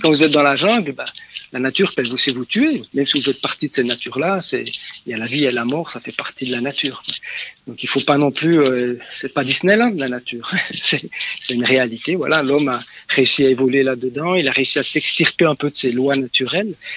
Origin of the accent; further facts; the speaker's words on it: Switzerland; je suis suisse